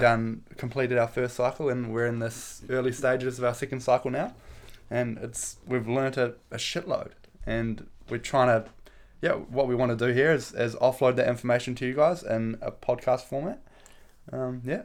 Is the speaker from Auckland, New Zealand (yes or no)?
no; Cambridge, Waikato, New Zealand; moved away as an adult; now in Dunedin, New Zealand; I'm from Cambridge